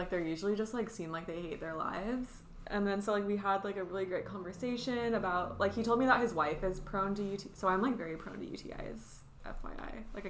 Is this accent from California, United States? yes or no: yes; Temecula, California, United States; I told him that I was born in Temecula.